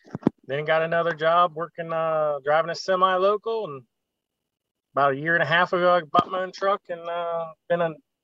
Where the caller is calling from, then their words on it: Columbus, Ohio, United States; I'm in Columbus, Ohio.